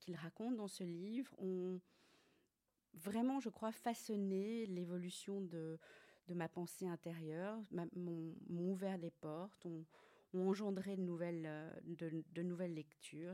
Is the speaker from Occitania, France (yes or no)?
no; Paris, Île-de-France, France; moved away as an adult; now in Brussels, Belgium; je suis française, je suis née à Paris.